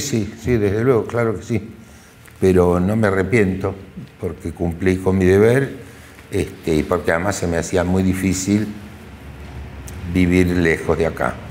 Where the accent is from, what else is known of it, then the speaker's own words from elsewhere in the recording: Argentina; yo soy un ciudadano argentino